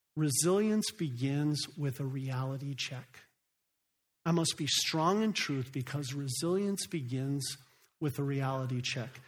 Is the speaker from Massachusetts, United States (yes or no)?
no; Phoenix, Arizona, United States; moved away as an adult; also born or lived in Africa; I grew up right here in Phoenix, Arizona